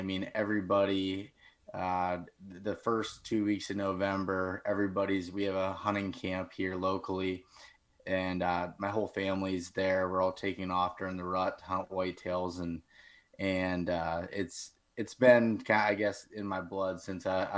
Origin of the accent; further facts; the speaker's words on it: Northern Pennsylvania, United States; I'm from Northern Pennsylvania